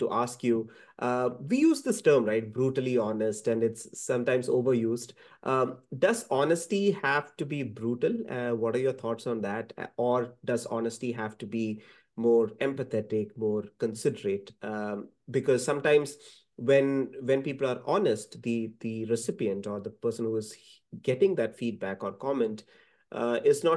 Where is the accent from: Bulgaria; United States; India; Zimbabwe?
India; I am a South Asian, I'm an Indian.